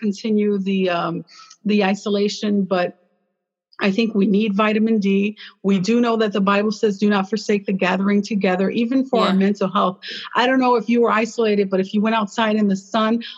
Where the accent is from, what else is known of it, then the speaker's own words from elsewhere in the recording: Chicago, Illinois, United States; I was born in Chicago